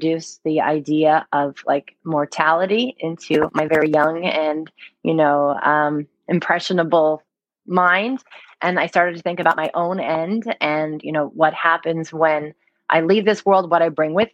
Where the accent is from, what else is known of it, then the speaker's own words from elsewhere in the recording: Livingston-Morristown area, New Jersey, United States; I grew up in New Jersey, not right outside of Manhattan, but about 40 minutes away in sort of the Livingston-Morristown area